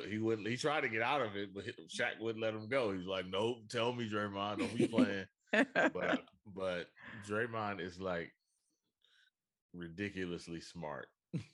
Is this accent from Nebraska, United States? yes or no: no; Oakland, California, United States; I'm from Oakland.